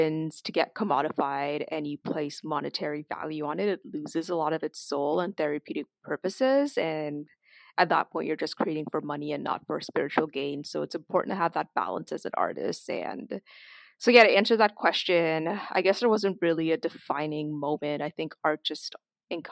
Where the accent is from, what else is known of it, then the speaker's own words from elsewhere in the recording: Toronto, Ontario, Canada; also born or lived in Trinidad and Tobago; growing up in Toronto and the greater Toronto area